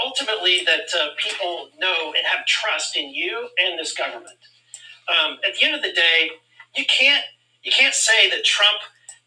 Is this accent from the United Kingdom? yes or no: no; Missouri, United States; I come from Missouri where a lot of people are armed